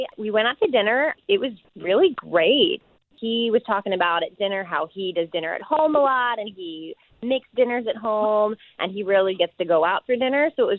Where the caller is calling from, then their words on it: Orlando, Florida, United States; I'm calling from Orlando.